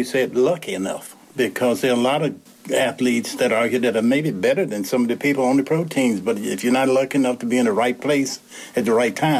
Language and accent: English; Lynchburg, Virginia, United States; born or raised there; also born or lived in Raleigh, North Carolina